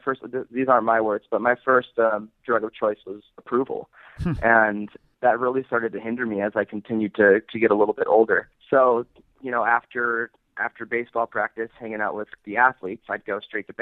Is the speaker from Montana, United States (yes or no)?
no; Salt Lake City, Utah, United States; I'm from Salt Lake City, Utah. Growing up here was kind of interesting.